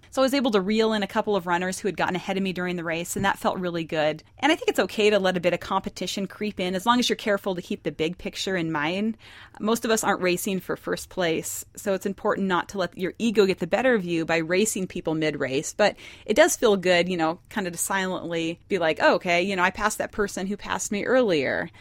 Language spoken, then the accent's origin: English; Montana, United States; moved away; I was born and raised in Montana, so we're very independent-minded there.